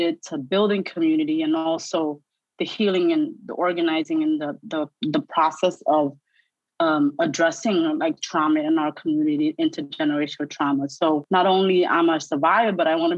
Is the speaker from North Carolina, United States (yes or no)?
no; New York City, New York, United States; accent: New York; also born or lived in Cambodia / refugee camps; grown and bred and raised in the Bronx